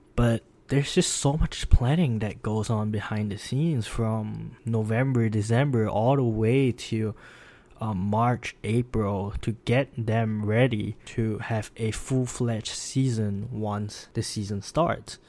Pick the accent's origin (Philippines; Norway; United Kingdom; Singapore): Singapore; moved away as an adult; now in Pennsylvania, United States; I'm from Singapore, and I'm currently studying professional